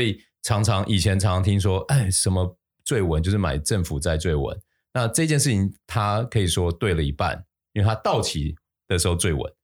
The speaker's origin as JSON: {"language": "Chinese", "country": "Taiwan", "said": "我们台湾人"}